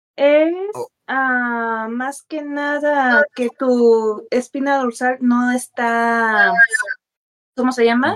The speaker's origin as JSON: {"language": "Spanish", "town": "Acapulco", "region": "Guerrero", "country": "Mexico", "moved": "yes", "lives_now": "Puebla, Mexico", "said": "soy de Acapulco. Mm, sí, soy de Acapulco."}